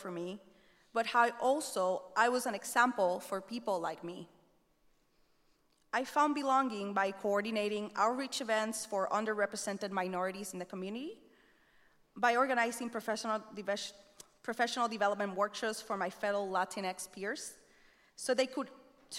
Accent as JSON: {"language": "English", "country": "Puerto Rico", "tie": "born or raised there", "moved": "as an adult", "said": "my experience growing up in Puerto Rico"}